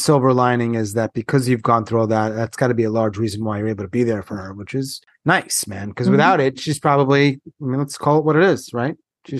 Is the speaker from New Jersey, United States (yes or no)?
no; New York, United States; now in North Carolina, United States; I'm from New York. I live in North Carolina